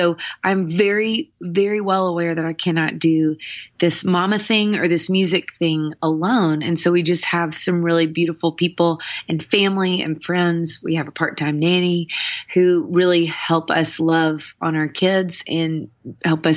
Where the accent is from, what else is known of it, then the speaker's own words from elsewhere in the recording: Nashville, Tennessee, United States; I grew up here in Nashville, Tennessee